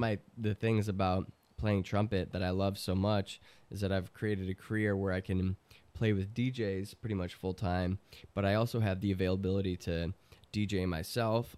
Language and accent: English; Chicago, Illinois, United States; I'm from Chicago